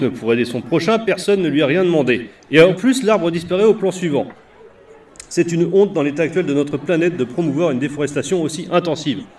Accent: Normandy, France; je suis normand.

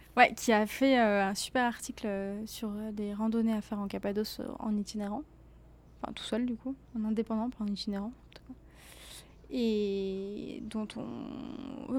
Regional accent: Normandy, France; je viens d'à côté d'Evreux

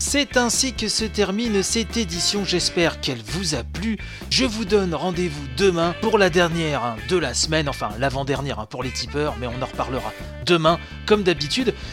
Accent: France; chez nous, en France

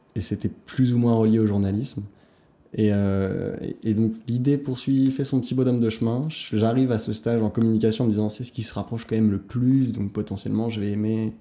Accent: Hauts-de-Seine, Île-de-France, France; J'ai grandi donc dans le 92, j'ai fait mon lycée, collège, lycée, tout primaire

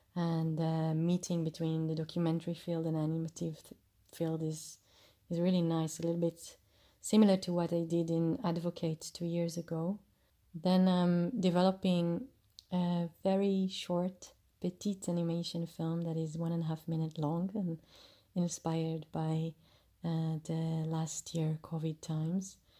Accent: Jerusalem, Jerusalem District, Israel; also born or lived in Chicago; recording you from my hometown, Jerusalem

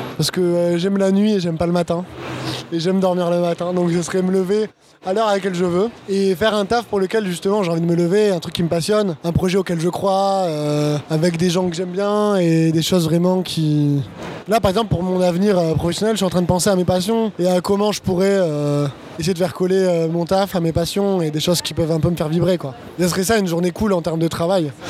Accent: Bordeaux, Nouvelle-Aquitaine, France; moved away as an adult; now in Paris, France; je suis un Bordelais d'origine. je suis arrivé à Paris il y a deux ans

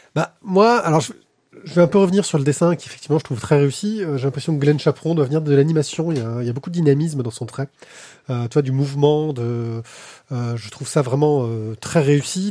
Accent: Corsica, France; moved away; j'ai grandi en Corse

